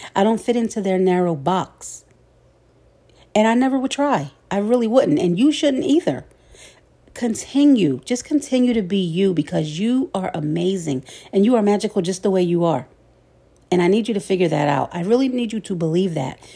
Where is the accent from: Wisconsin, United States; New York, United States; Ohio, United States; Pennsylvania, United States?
Pennsylvania, United States; Philadelphia; my hometown of Philly